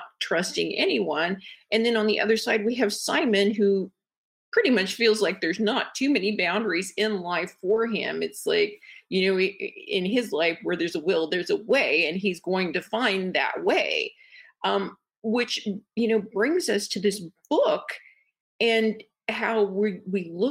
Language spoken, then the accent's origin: English; Midwest, United States; I am from the Midwest. And so I was kind of raised more, you know, as being, you know, a lady